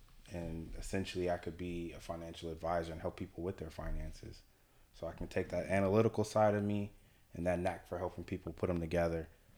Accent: Richmond, California, United States; moved away as an adult; now in Los Angeles, United States; I'm from Richmond, California, as you all may know.

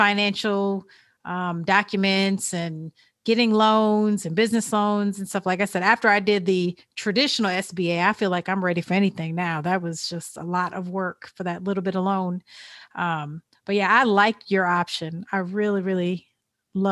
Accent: Illinois, United States; now in Georgia, United States; my hometown of Illinois

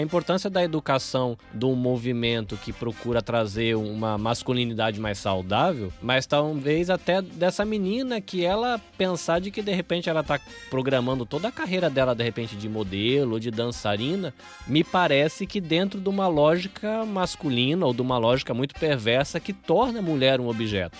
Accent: interior of São Paulo, Brazil; also born or lived in Salvador, Bahia; Nasci em Salvador, mas eu fui criado no interior de São Paulo.

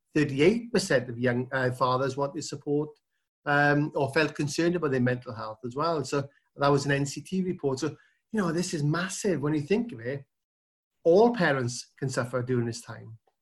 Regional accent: South Wales, United Kingdom; Yeah, so I'm from South Wales, which is, um, part of the U K.

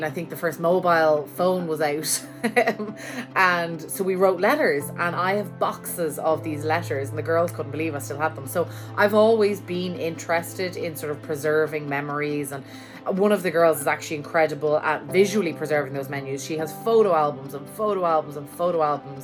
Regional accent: Ireland; now in New York, United States; I am from Ireland and I'm living here in New York

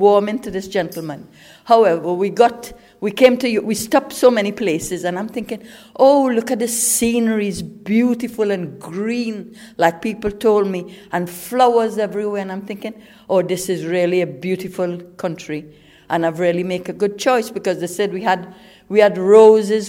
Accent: Trinidad & Tobago; moved away as an adult; now in England; I came from Trinidad. I was 18 years old. I came in 1968.

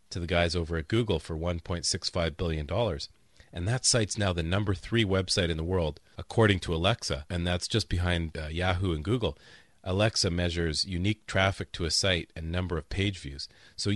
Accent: Canada; moved away; We're both Canadians

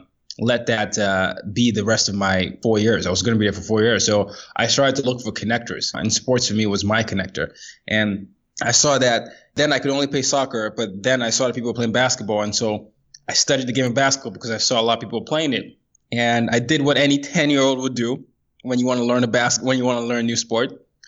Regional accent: Nigeria; So I'm from Nigeria originally. That's what I identify as. But by the time I was 17, I'd lived in 5 countries and 4 continents.

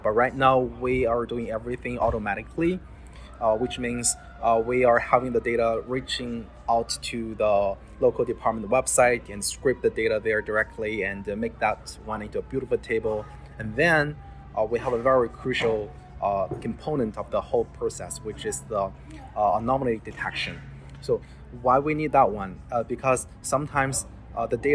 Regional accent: China; now in United States; I'm originally come from China. So I have my friends and families, relatives, they live in China.

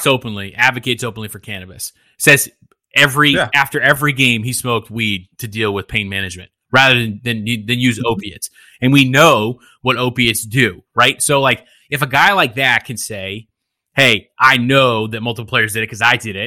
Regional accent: United States; Love being American

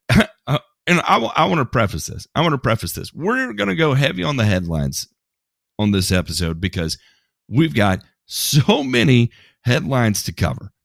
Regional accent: United States; I'm American

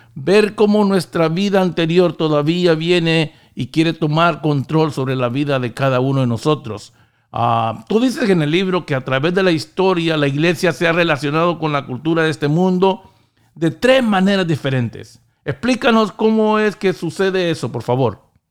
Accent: Honduras; now in United States; yo venía con la cultura hondureña

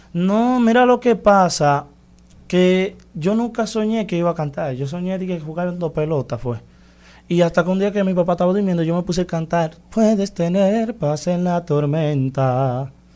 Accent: Santiago Rodríguez, Dominican Republic; mi pueblo, Santiago Rodríguez

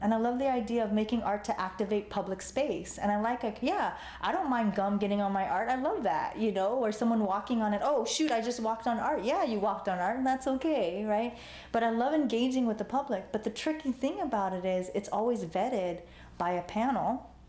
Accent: Los Angeles, California, United States; also born or lived in Cambodia; And I grew up in Chinatown, you know, that's where I grew up. And I went to school there

